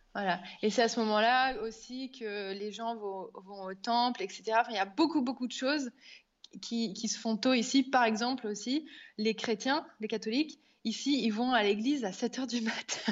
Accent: France; moved away as an adult; now in Auroville, India; quand on est français à l'étranger

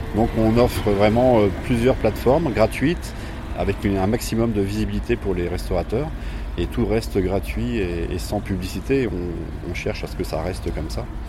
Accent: Poitiers, Nouvelle-Aquitaine, France; on est de Poitiers

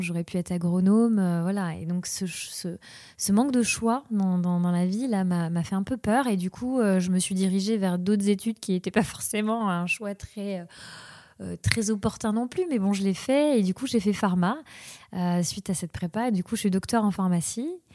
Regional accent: Mayotte; also born or lived in Réunion; now in Pays Basque, France; je suis née à la Réunion et j'ai grandi à Mayotte

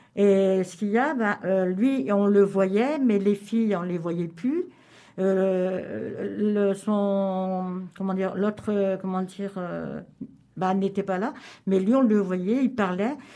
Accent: Cambrai, Hauts-de-France, France; now in Lorient, France; je suis j'étais de Cambrai

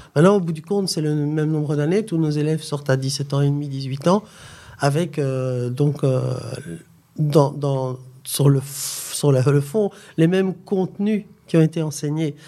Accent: Charleroi, Wallonia, Belgium; moved away as an adult; also born or lived in Mons, Belgium / Democratic Republic of the Congo; now in Morocco; en Belgique, je suis originaire de Charleroi et j'ai fait mes études à Mons

